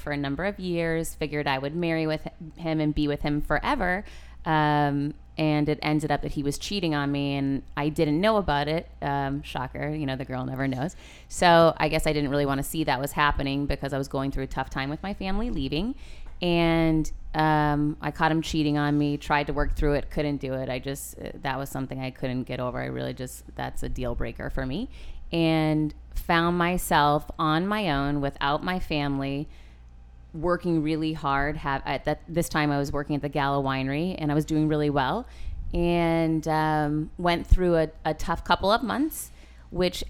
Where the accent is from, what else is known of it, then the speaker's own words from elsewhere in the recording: Worcester, Massachusetts, United States; moved away as an adult; now in Miami, United States; I'm originally from Worcester, Massachusetts. Grew up in the hood